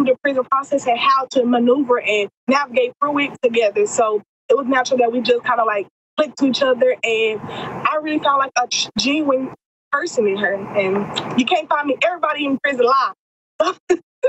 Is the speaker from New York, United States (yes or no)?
no; Texas, United States; also born or lived in Atlanta, Georgia; I'm from Texas, so all my entire family's in Texas, and I'm incarcerated in Georgia.